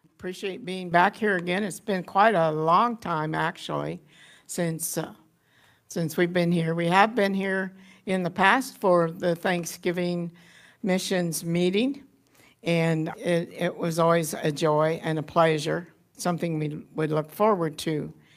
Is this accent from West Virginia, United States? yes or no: no; Haviland, Kansas, United States; moved away; I was born in Haviland, Kansas in nineteen thirty-seven and settled back there in two thousand and five.